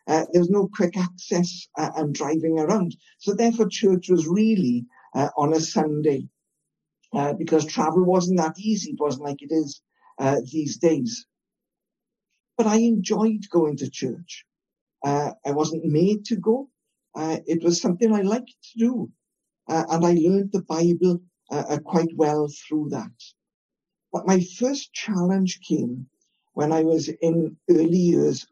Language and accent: English; Wales, United Kingdom; I'm Welsh, live in Wales